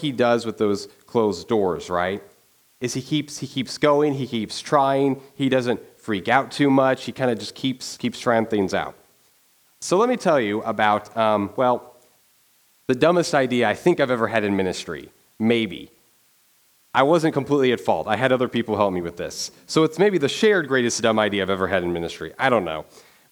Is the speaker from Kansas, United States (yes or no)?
yes; Dodge City, Kansas, United States; moved away; I'm from Dodge City, Kansas